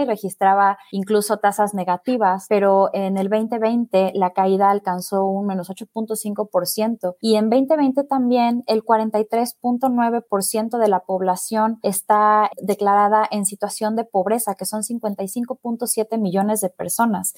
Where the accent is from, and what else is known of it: Mexico